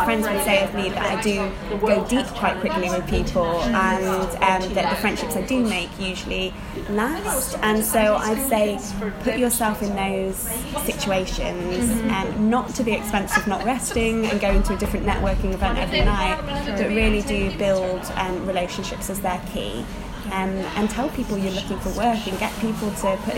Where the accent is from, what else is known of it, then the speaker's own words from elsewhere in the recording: Chesterfield, East Midlands, United Kingdom; accent: northern; now in London, United Kingdom; I'm from the north of England. I would have actually said the Midlands before I moved to London, because it is technically, it's a place called Chesterfield in Derbyshire